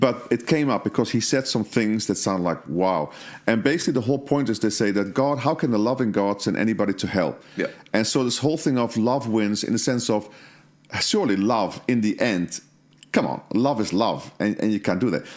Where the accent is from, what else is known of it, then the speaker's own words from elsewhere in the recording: Netherlands; I was brought up in Holland